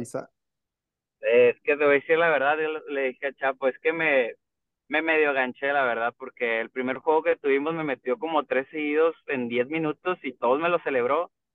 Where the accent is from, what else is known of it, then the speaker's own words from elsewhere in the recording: Monterrey, Nuevo León, Mexico; Soy de aquí también de Monterrey, Nuevo León. Aquí nacido y crecido.